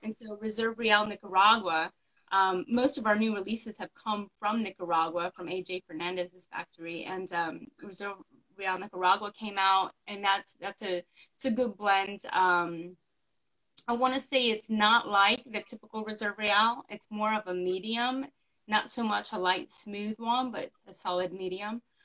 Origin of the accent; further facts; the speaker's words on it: the West, United States; moved away as an adult; now in North Carolina, United States; I'm from the West. All my family and friends are like in California and Las Vegas